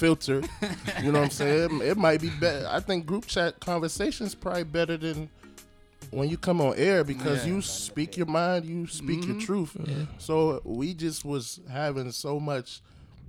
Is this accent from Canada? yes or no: no; Nigeria; moved away; I am from Great Nigeria